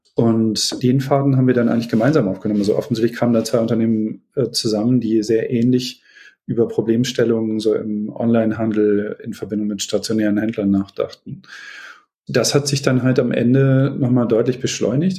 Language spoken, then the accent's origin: German; Beckum, North Rhine-Westphalia, Germany; Ich bin geboren in Beckum in Westfalen, ist meine Heimat.